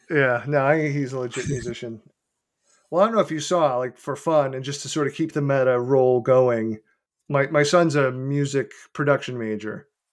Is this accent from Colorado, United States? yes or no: no; Beverly, Massachusetts, United States; in Beverly, which is my hometown